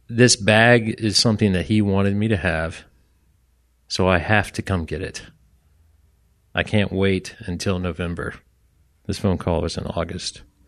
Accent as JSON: {"language": "English", "town": "Orlando", "region": "Florida", "country": "United States", "said": "I was from Orlando"}